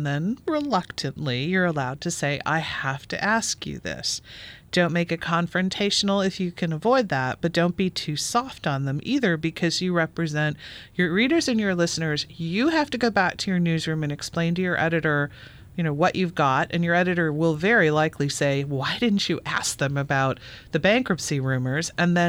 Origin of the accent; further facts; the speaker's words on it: Illinois, United States; Well, I grew up in Illinois and I bagged at Kroger.